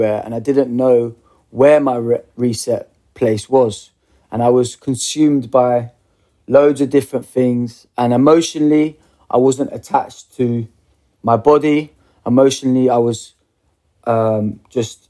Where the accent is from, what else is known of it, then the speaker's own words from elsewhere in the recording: Bedford, East of England, United Kingdom; I'm a boy from Bedford, grew up in Bedford